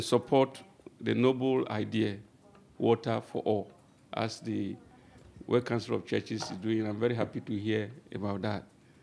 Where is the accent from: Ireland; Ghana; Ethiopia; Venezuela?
Ghana; moved away as an adult; now in Japan; I am from Ghana, and I've been in Japan for 12 years now.